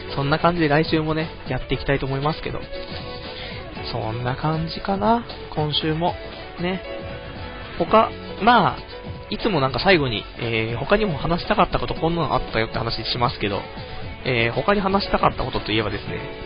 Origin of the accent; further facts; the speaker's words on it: Saitama, Japan; 僕の地元の埼玉の